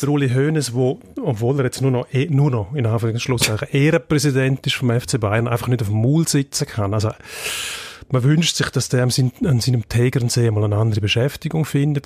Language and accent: German; Switzerland; bei uns in der Schweiz